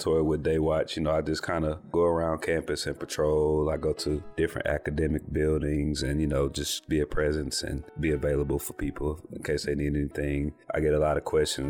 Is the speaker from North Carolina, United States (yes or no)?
yes; Winston-Salem, North Carolina, United States; I was born here in Winston-Salem. And so I grew up going to all the basketball games and football games and all